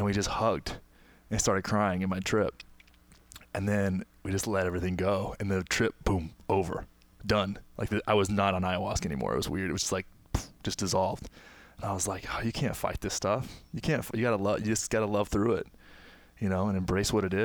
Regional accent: Texas, United States; my hometown, small town in Texas

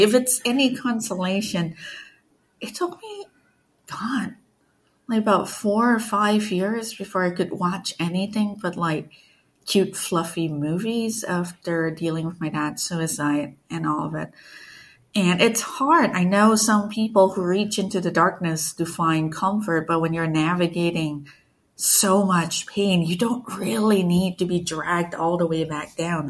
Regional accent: Malaysia; I grew up in Malaysia. It was a really, was and still is really a multicultural country. I grew up with stories and legends from like Chinese communities, Malay communities, indigenous communities, everything.

